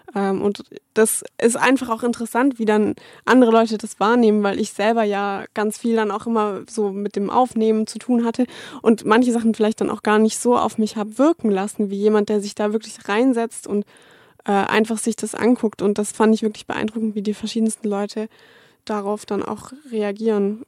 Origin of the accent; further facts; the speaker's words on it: Stuttgart, Baden-Württemberg, Germany; moved away as an adult; ich komme ja aus Stuttgart